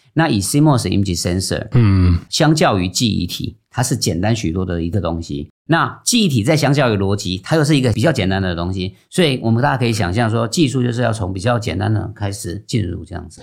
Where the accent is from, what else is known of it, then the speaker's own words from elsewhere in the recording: Taiwan; 我们是台湾人嘛，那可能那时候都比较乖一点